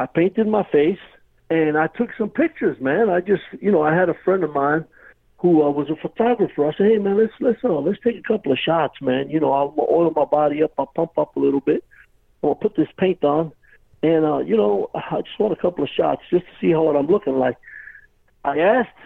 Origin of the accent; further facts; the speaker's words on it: New York City, New York, United States; moved away; I was born in Brooklyn, New York, yes, sir. And I was born and raised there